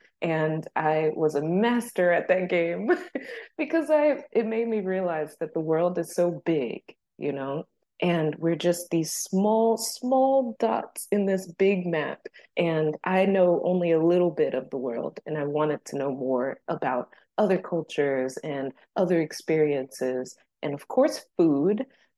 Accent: New Jersey, United States; moved away as an adult; now in South Korea; I'm from the US, I'm from New Jersey, and now I'm living in Korea. And I've been here for a few years as an English teacher.

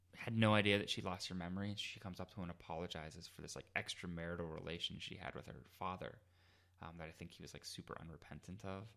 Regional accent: Pittsburgh, Pennsylvania, United States; I'm from Pittsburgh

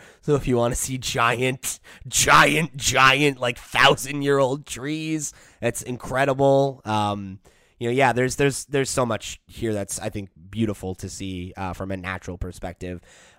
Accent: Northeast, United States; It was unlike anything I'd ever seen growing up in the Northeast.

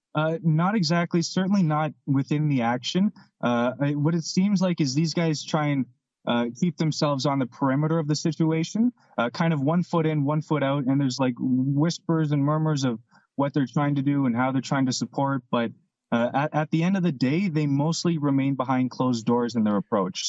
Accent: Canada; we're Canadian

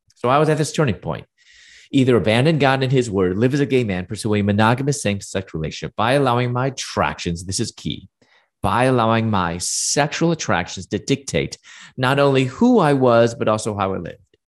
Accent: Chicago, Illinois, United States; moved away as an adult; also born or lived in Louisville, Kentucky / Atlanta; I'm from Chicago, and I moved to Louisville, Kentucky

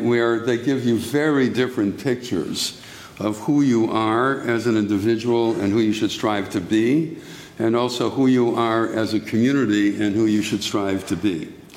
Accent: United States; we as American Jews

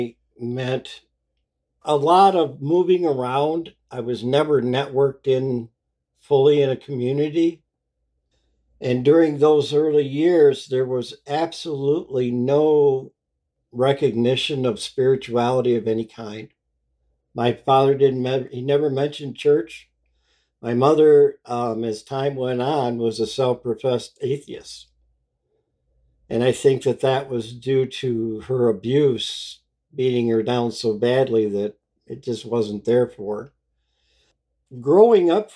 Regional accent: Muskegon, Michigan, United States; I was born in Muskegon, Michigan in 1959

